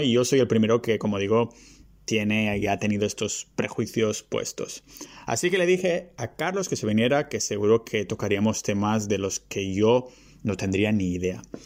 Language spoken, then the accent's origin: Spanish; Vilafranca del Penedès, Catalonia, Spain; also born or lived in Barcelona; Yo soy originariamente de, de Vilafranca, que está a una hora ah, ah, en tren